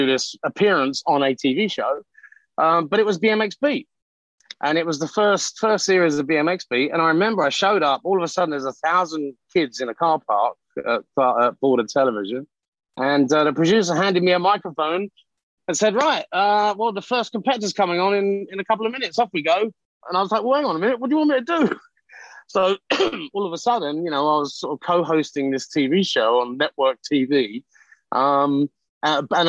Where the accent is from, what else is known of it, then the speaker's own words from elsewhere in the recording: London, United Kingdom; moved away as an adult; now in United States; I'm from East London